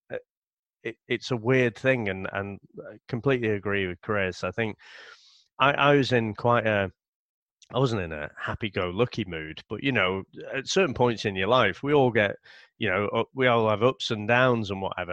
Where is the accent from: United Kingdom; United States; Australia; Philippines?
United Kingdom; being British